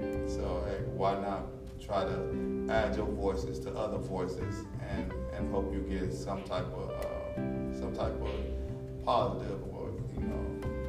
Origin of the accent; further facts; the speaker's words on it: Chicago, Illinois, United States; also born or lived in Milwaukee; I was born in Chicago, but I was raised between Chicago and Milwaukee. So, you know, if you ask me my hometown, you know what I'm saying, they both my hometown.